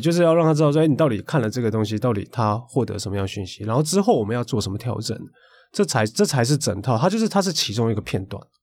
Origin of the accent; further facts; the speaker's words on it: Tainan, Taiwan; 我是台南人啊